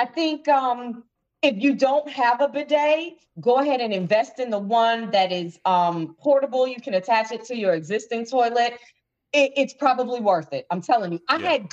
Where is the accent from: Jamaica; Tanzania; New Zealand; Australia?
Jamaica; Growing up in Jamaica